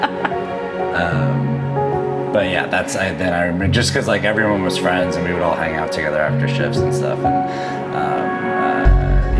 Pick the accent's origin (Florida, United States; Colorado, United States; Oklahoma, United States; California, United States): Oklahoma, United States; Edmond; moved away as an adult; now in Los Angeles, United States; I grew up in Edmond, graduated from the University of Oklahoma